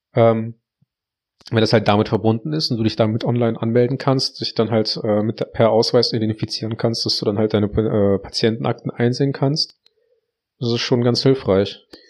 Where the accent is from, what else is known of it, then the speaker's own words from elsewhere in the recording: Heinsberg, North Rhine-Westphalia, Germany; bei uns in Heinsberg